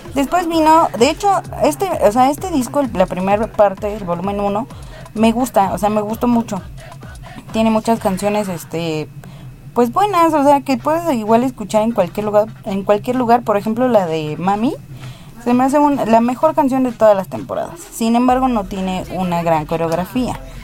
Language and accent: Spanish; Mexico; aquí se celebra a la muerte, se celebra los muertos. Tenemos una festividad para no estar tristes por nuestros muertos